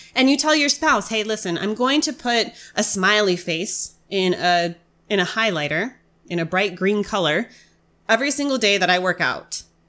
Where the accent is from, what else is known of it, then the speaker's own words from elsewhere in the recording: United States; as an American